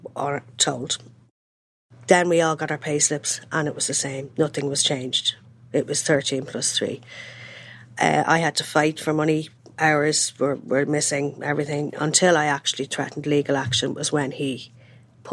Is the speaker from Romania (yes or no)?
no; Ireland; as an Irish person working in this industry for many years